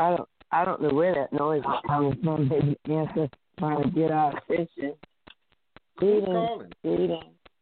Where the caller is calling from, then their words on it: New Jersey, United States; I'm calling from New Jersey.